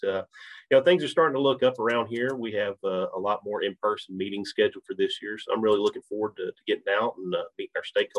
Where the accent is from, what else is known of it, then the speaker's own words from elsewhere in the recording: Leverett's Chapel, Texas, United States; also born or lived in Baton Rouge, Louisiana; with Texas A&M AgriLife Extension Service. I'm originally from East Texas, a little small town called Leverett's Chapel